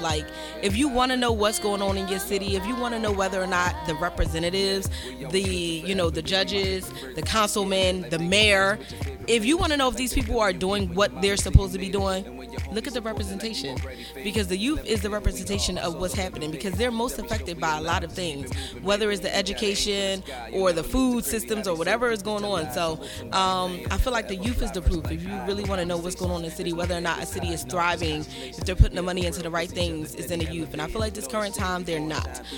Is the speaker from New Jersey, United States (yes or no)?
no; Philadelphia, Pennsylvania, United States; I'm from Philadelphia. You know, I'm Philadelphia native, born and raised